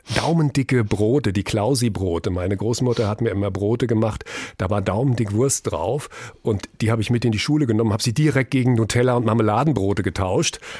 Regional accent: Frankfurt am Main, Hesse, Germany; Wir sind aufgewachsen in einer äh, Straße, Brüningstraße in Frankfurt Höchst

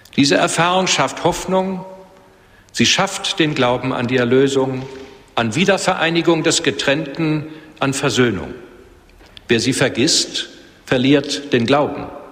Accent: Germany; Als Deutsche

